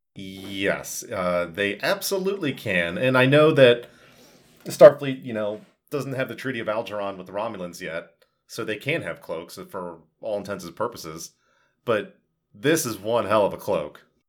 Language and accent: English; United States; as an American citizen